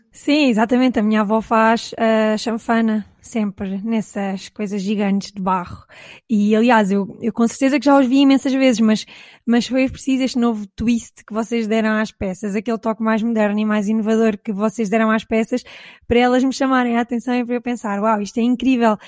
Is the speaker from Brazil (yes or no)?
no; Caldas da Rainha, Leiria District, Portugal; eu sou da zona das Caldas da Rainha